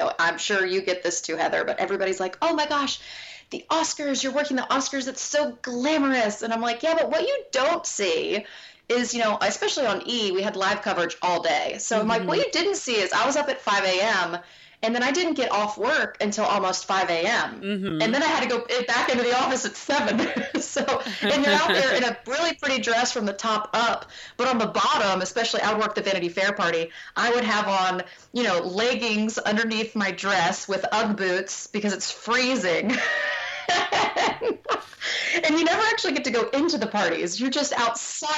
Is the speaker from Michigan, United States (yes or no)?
no; North Carolina, United States; moved away as an adult; also born or lived in New York City; I grew up in North Carolina